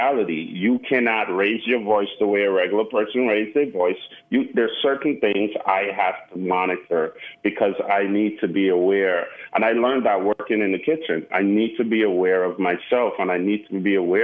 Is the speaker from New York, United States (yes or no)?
yes; New York City, New York, United States; also born or lived in Caribbean; now in Austin, United States; growing up in Brooklyn